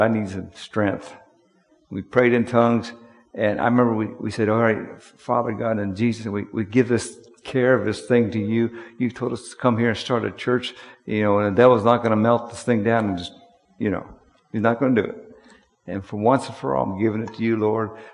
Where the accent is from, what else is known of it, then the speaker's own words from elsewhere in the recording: Harrisburg, Pennsylvania, United States; I'm from Harrisburg